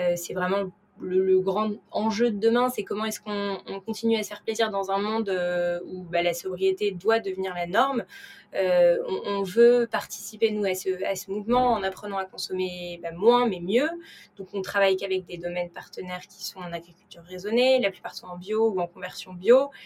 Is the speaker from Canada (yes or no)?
no; Paris, Île-de-France, France; j'ai 28 ans et je suis née à Paris